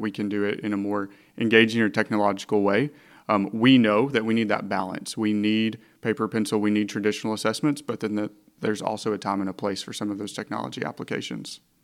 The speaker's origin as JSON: {"language": "English", "town": "Hot Springs", "region": "Arkansas", "country": "United States", "said": "I'm originally from Hot Springs and went to Fountain Lake, and then I went to Henderson."}